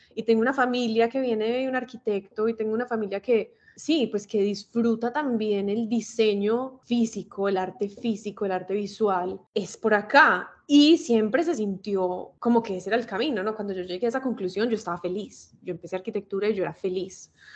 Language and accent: Spanish; Medellín, Antioquia, Colombia; now in Miami, United States; Vivo en Miami, pero pues soy de Medellín, toda mi familia es de Medellín. De hecho, fui al colegio con Mari